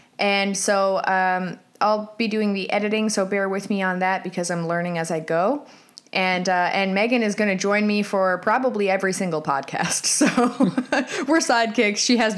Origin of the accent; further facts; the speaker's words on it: St. John's, Newfoundland and Labrador, Canada; also born or lived in South Korea; I'm currently 33 years old. I am married with a 15-month-old son and an 11-year-old cat. I'm from St. John's, Newfoundland, Canada. I've lived here for most of my life.